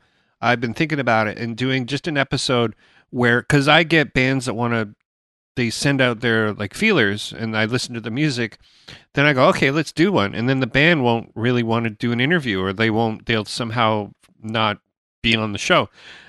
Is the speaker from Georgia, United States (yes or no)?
no; Chicago, Illinois, United States; That's the way I talk. I'm talking from like I'm from Chicago.